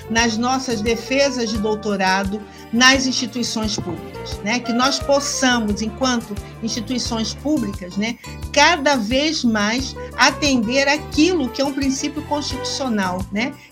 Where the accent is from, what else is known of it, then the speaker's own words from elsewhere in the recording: Rio de Janeiro, Brazil; Olha, como boa carioca que sou, eu amo samba